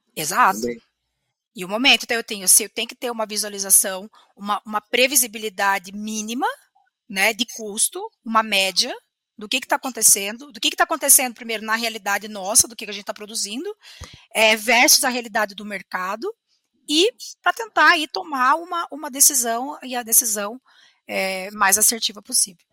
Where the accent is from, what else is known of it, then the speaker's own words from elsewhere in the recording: Curitiba, Paraná, Brazil; sou curitibana, me formei na Universidade Federal do Paraná em 2010